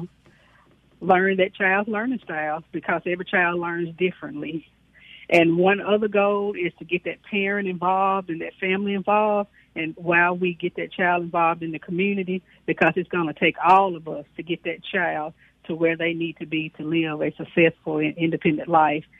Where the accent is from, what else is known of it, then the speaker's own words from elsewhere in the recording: Houston, Mississippi, United States; I was born and raised in Chickasaw County in Houston, Mississippi.